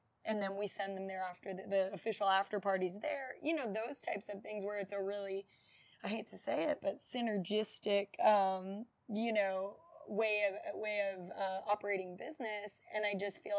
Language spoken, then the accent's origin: English; Baton Rouge, Louisiana, United States; also born or lived in Houston; I grew up around, like, a couple blocks up from where our location is